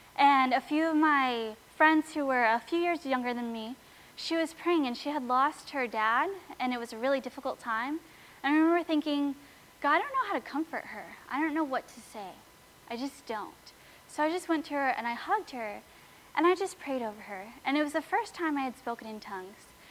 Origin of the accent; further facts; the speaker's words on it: Sebring, Florida, United States; now in Lakeland, United States; they live in my hometown, Sebring